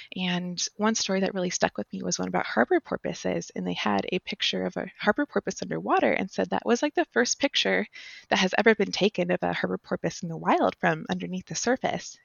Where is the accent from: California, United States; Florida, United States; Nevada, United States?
Nevada, United States; Las Vegas; I grew up in Las Vegas, Nevada, so the pure desert.